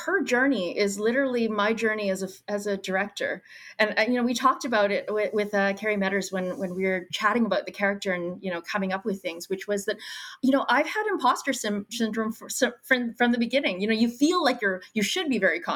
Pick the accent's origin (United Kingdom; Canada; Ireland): Canada; Brandon, Manitoba; But I'm from Brandon, Manitoba. So that's like 2 hours outside of where we shot, which is Winnipeg